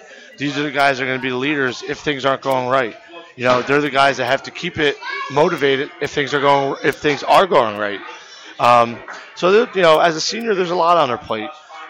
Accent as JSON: {"language": "English", "town": "New Brunswick", "region": "New Jersey", "country": "United States", "tie": "born or raised there", "said": "You know, I grew up right on Hollywood Street, right off of Livingston Ave. I grew up there with my brothers, my family."}